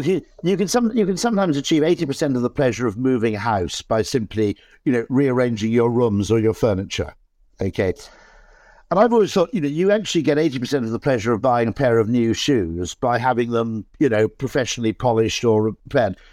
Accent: South Wales, United Kingdom; I grew up in South Wales

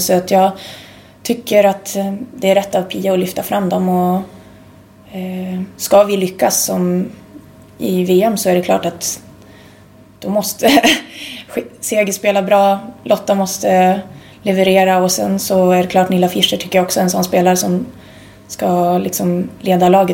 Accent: Sweden; moved away as an adult; also born or lived in Umeå; hade jag varit hemma i Sverige

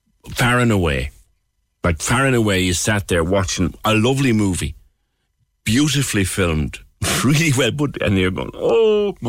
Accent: Ireland; accent: Irish

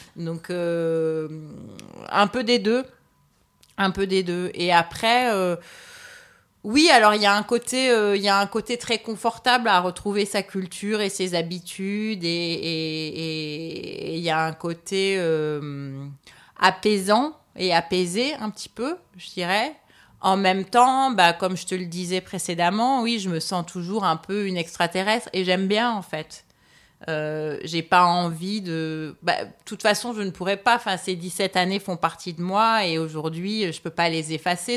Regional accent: Paris, Île-de-France, France; moved away as an adult; also born or lived in New York; je me sens presque aussi étrangère à Paris, même si c'est très familier que, bah, le fondamentaux de la culture, tu les comprends parce que c'est là d'où tu viens.

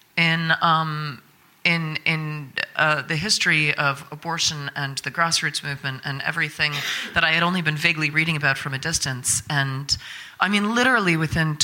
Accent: United States; I'm from America, you know, where everything is fine

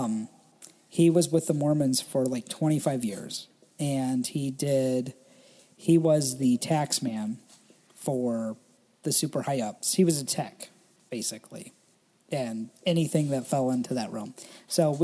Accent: Indiana, United States; I was born in Indiana, deep inside the Independent Fundamental Baptist cult.

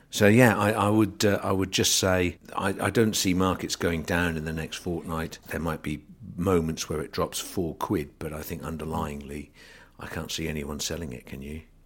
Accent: England, United Kingdom; as an English person

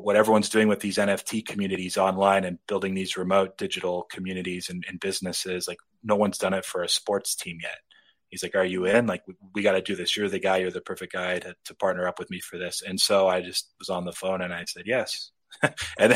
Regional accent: Southern California near Los Angeles, United States; I grew up in Southern California near Los Angeles

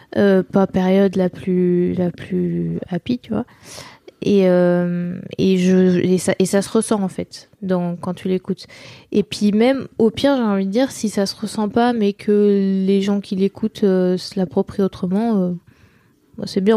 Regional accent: Nantes, Pays de la Loire, France; j'ai grandi à, à Nantes et, à, côté de Nantes

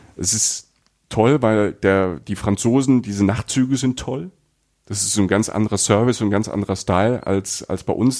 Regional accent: Rhineland-Palatinate, Germany; Ich bin in der Pfalz groß geworden, ne, an der französischen Grenze

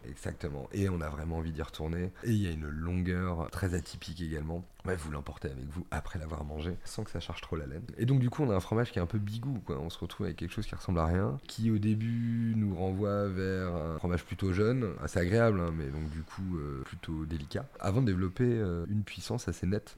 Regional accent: Normandy, France; ça ramène à des souvenirs d'enfance, euh, à des paysages, euh, au petit bocage normand

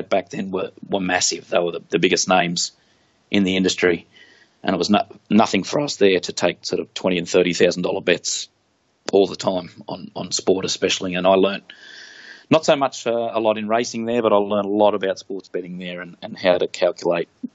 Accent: Central Coast, New South Wales, Australia; moved away as an adult; also born or lived in Darwin / Wollongong; I was from Central Coast, just an hour north of Sydney

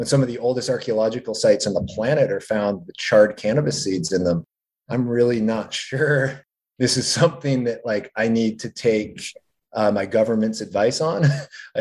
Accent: New England, United States; moved away as an adult; now in California, United States; I'm from New England originally

